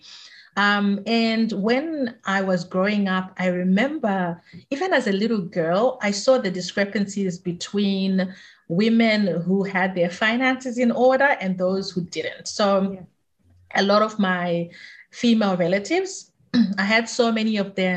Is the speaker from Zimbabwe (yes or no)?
yes; Zimbabwe; now in Australia; I grew up in Zimbabwe